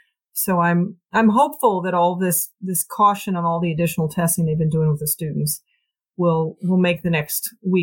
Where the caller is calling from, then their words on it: Philadelphia, Pennsylvania, United States; I'm calling in from Philadelphia, Pennsylvania, your old hometown